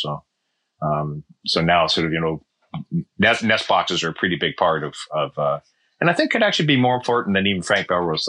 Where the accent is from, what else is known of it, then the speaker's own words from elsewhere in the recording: Western Canada, Canada; moved away as an adult; now in California, United States; I came from Canada and did my undergraduate work in Eastern Canada. I'm from Western Canada